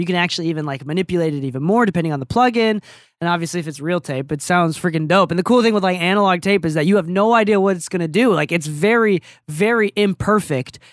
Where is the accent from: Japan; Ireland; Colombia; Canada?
Japan; now in United States; I am a Japanese mixer in America